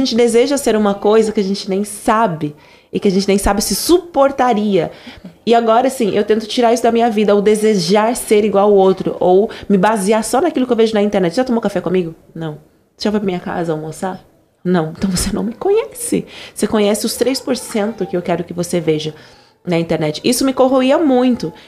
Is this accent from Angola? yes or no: yes; Angola; accent: Angolan; o meu sotaque original de Angola